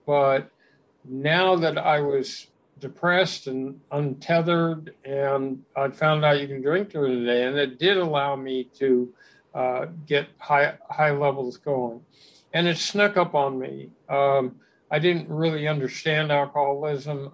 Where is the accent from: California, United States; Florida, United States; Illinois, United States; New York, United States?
California, United States; Los Angeles; I grew up in West Los Angeles